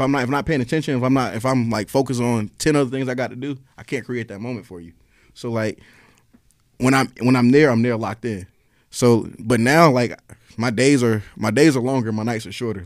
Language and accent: English; Raleigh, North Carolina, United States; moved away as an adult; now in Atlanta, United States; I'm from North Carolina originally